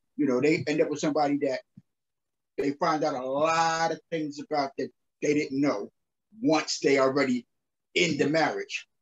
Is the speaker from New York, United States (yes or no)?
yes; New York City, New York, United States; also born or lived in Brownsville, Brooklyn, New York; I grew up in uh South Jamaica, Queens, New York